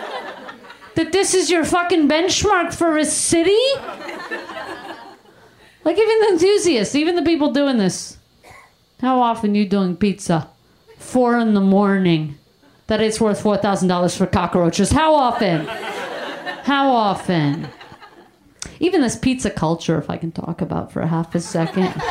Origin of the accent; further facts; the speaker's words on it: Canada; moved away as an adult; also born or lived in Brooklyn, New York; now in United States; I grew up in Canada. I went to high school in Canada